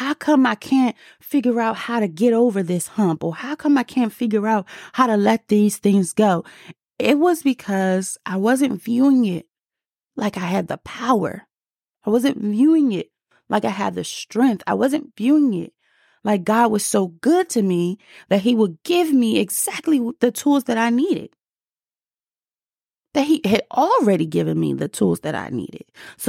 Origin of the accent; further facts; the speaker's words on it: District of Columbia, United States; accent: DC; Sorry, my DC accent came out just a little bit